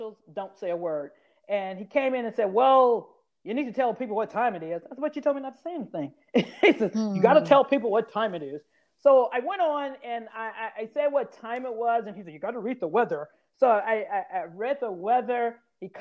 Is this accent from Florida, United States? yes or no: no; Grenada, Mississippi, United States; I'm from Grenada, Mississippi, small town about the size of my kitchen here.